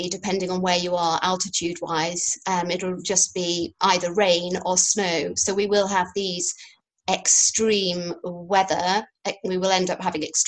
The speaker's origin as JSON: {"language": "English", "region": "Yorkshire and the Humber", "country": "United Kingdom", "said": "a farmer's daughter from Yorkshire"}